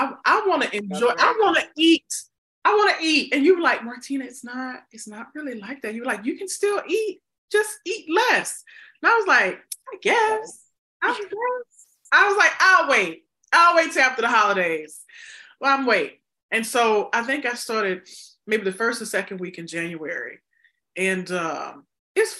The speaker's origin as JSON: {"language": "English", "region": "the South", "country": "United States", "said": "I'm from the South"}